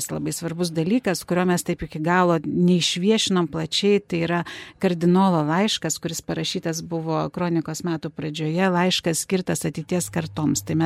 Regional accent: Lithuania; mes, lietuviai

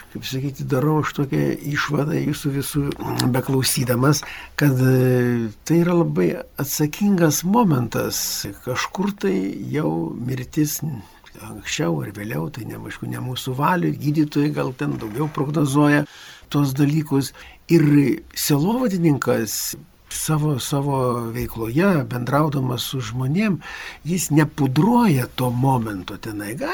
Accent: Lithuania; mes lietuviai

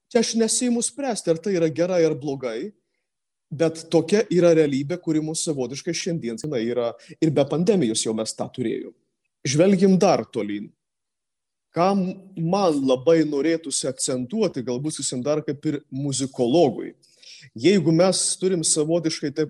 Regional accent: Samogitia, Lithuania; Netgi mes žemaičiai

